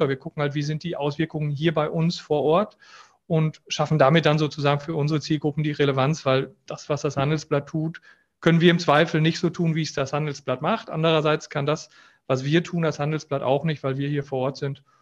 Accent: North Rhine-Westphalia, Germany; also das Münsterland ist meine Heimat. Ich liebe das.

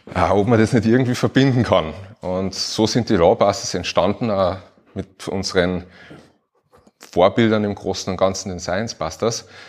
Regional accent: Upper Austria, Austria; now in Carinthia, Austria; ich bin auch Oberösterreicher und irgendwie nach Kärnten ausgewandert

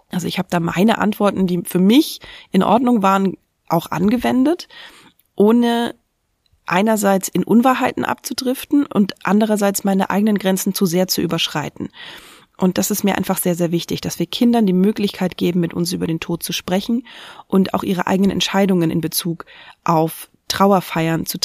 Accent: Linthe, Brandenburg, Germany; Ich bin in Linte in Brandenburg aufgewachsen

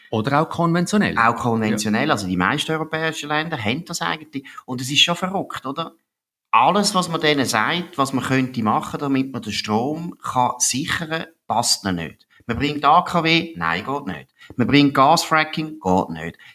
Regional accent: Aargau, Switzerland; ich bin eben Aargauer und weiss, wie die Standortgemeinden in, im Aargau zum Beispiel

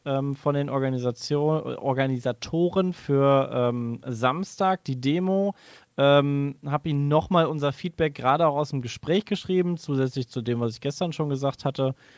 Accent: Cologne, North Rhine-Westphalia, Germany; Ich als Rheinländer, ich kann sagen, ich habe quasi jedes Karneval mitgenommen, miterlebt.

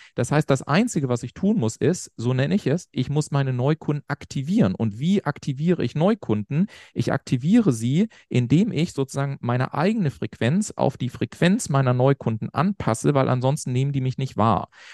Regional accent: Garmisch-Partenkirchen, Bavaria, Germany; ich komme so aus Garmisch-Partenkirchen, kleines Dorf in Bayern in Anführungszeichen

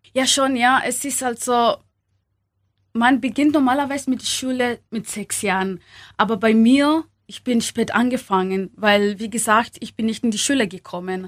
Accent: Kenya; German is a second language; moved away as an adult; also born or lived in Upper Palatinate, Germany; now in Germany; in Kenia, wo ich, äh, wo ich aufgewachsen bin

